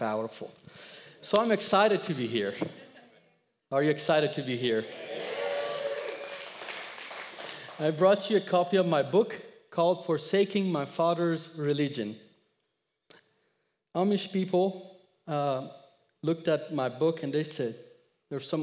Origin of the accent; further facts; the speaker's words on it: Iran; English is a second language; moved away as an adult; now in United States; I was born in Iran.